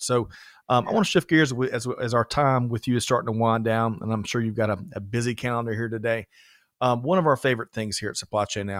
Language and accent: English; Aiken, South Carolina, United States; growing up in Aiken, yeah, South Carolina. I think we had one or two stores there.